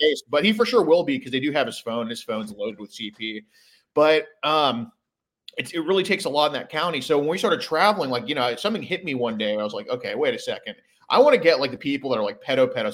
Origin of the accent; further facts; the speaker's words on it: Houston, Texas, United States; I'm from Houston, Texas